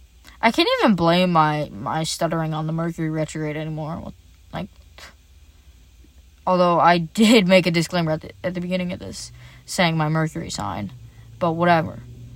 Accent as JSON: {"language": "English", "country": "Ireland", "said": "Basically me. Because I'm Irish."}